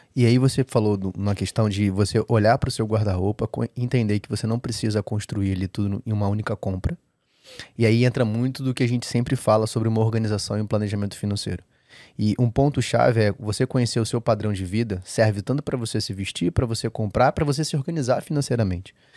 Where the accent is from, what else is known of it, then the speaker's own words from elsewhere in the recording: Rio de Janeiro, Brazil; como um bom carioca